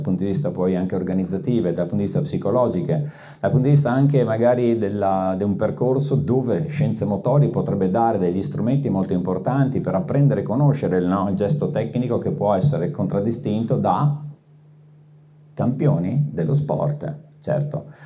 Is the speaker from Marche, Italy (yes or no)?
no; Veneto, Italy; sono veneto